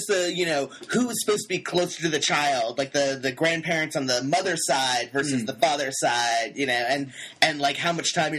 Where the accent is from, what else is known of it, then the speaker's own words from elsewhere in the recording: United States; if they were to ask me where I'm from, America suffices, sort of, but, like, you know, they'd also, it wouldn't be wrong for me to answer, like, Romania or France